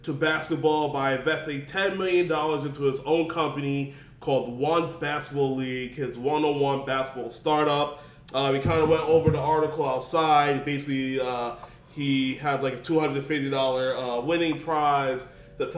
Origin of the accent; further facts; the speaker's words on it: New York City, New York, United States; As a New Yorker